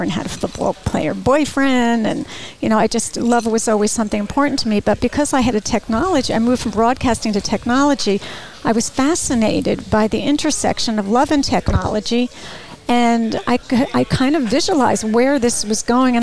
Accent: Bergen County, New Jersey, United States; moved away as an adult; also born or lived in Ithaca, New York; Born and raised in New Jersey

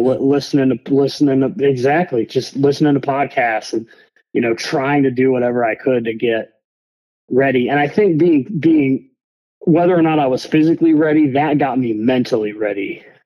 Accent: Michigan, United States; moved away; also born or lived in Jacksonville, Florida; I'm originally from Michigan, but that's where I'd been living at the time

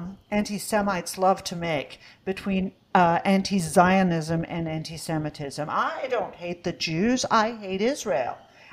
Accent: Australia; moved away; my home country of Australia

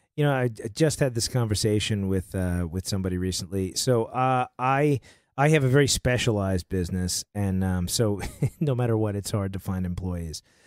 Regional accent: New York, United States; moved away as an adult; now in Nashville, United States; I'm, I'm from New York originally, right? I grew up there and, uh, been in Nashville for almost ten years

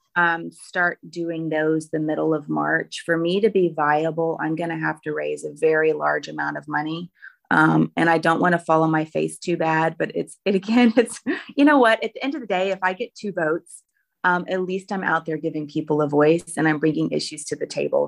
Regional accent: Roanoke, Virginia, United States; I'm sixth generation Roanoke. Uh, it's really great that my hometown where I went to middle school and high school

